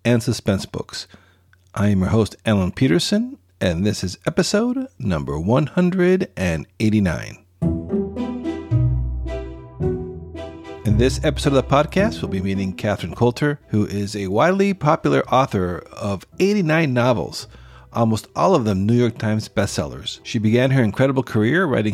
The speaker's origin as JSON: {"language": "English", "country": "Costa Rica", "said": "my home country of Costa Rica"}